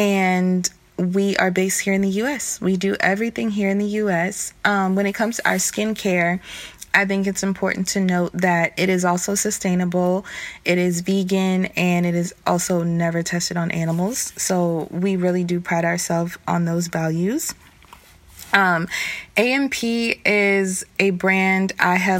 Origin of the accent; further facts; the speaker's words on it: the South, United States; I'm from the South